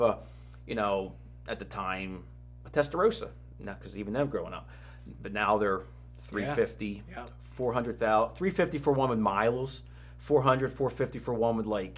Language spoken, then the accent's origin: English; Warrington, Pennsylvania, United States; I grew up near Hulbert's dealership in Warrington